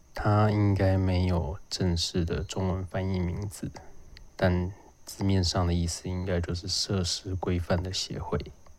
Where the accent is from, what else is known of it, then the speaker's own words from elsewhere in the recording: Lukang, Changhua County, Taiwan; 因为我老家在鹿港